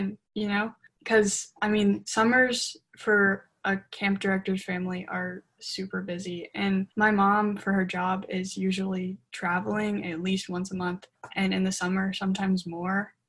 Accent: Mississippi, United States; I grew up in Mississippi

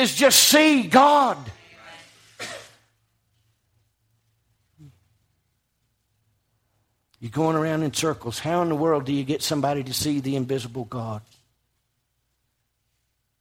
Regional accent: United States

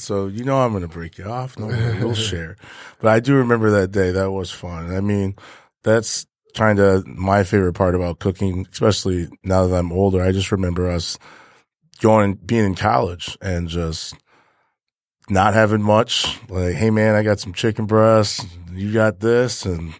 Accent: Michigan, United States; also born or lived in Ohio; yeah, I think we are. I think I'm from Michigan.

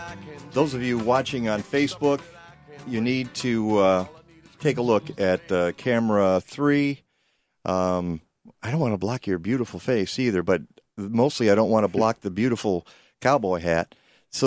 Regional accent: Detroit, Michigan, United States; my hometown. You're doing a garden in Detroit. That's where I grew up.

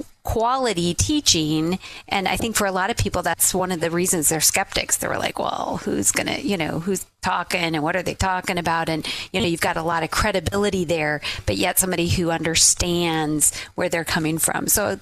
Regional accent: Illinois, United States; born there; I was born in Illinois.

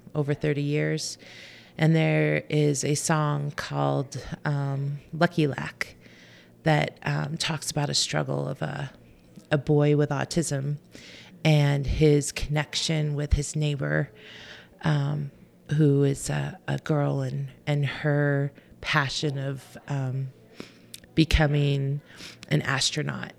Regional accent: Southern California, United States; moved away as an adult; also born or lived in Montana; now in Bozeman, United States; I grew up in Southern California.

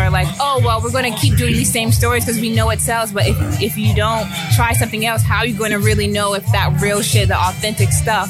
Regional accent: the South, United States; Well, I say that because growing up in the South, I'm like, damn, we like haven't come that far

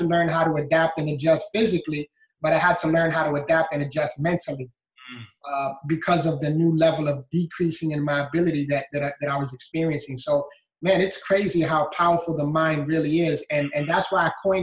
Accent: New York City, New York, United States; moved away as an adult; now in Florida, United States; I was born and raised in the Bronx, New York, and had a great childhood

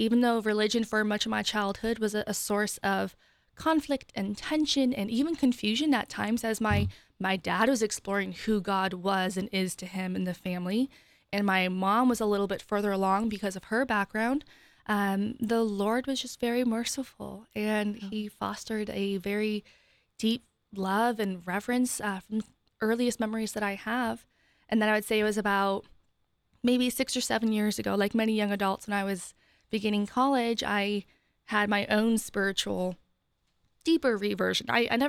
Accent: Ohio, United States; now in Columbus, United States; I grew up in Northeast Ohio, and I moved here 5.5 years ago for my job that I'm still at Center for Christian Virtue.

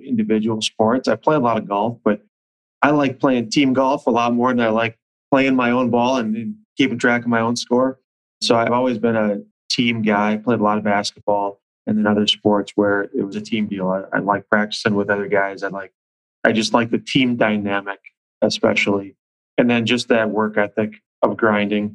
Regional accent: Bloomington, Minnesota, United States; I grew up in Bloomington and I still live in Bloomington.

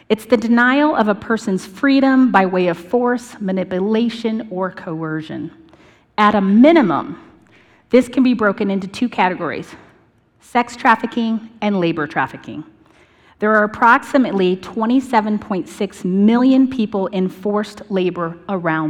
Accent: Northern Colorado, United States; growing up in Northern Colorado

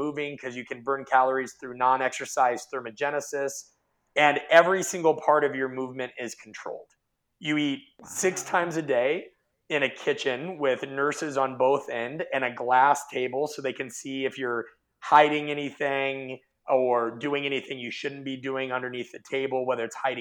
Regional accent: Omaha, Nebraska, United States; I grew up in Omaha, Nebraska

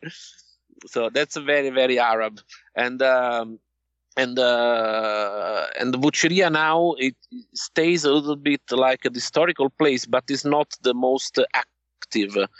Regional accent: Naples, Campania, Italy; I'm from Naples

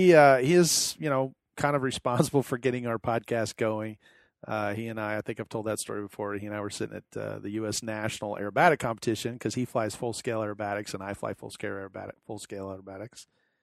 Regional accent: Houston, Texas, United States; moved away; I'm from Texas. I moved away.

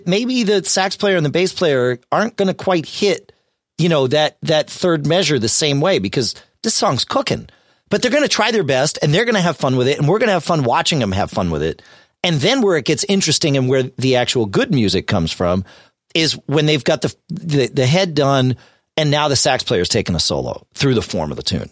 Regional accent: Connecticut, United States; moved away as an adult; now in New Hampshire, United States; I grew up in Connecticut, you know, whatever, 300 miles from here

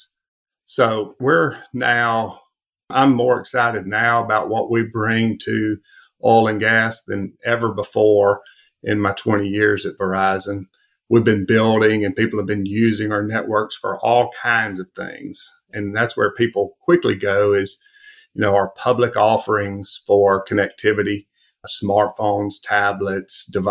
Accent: Alabama, United States; growing up in Alabama, it's hard not to be an Alabama fan.

